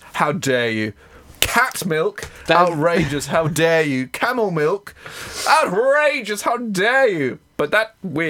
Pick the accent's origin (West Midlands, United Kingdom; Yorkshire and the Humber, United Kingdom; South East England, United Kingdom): South East England, United Kingdom; Haywards Heath; also born or lived in East Grinstead; I was born in Hayward Heath.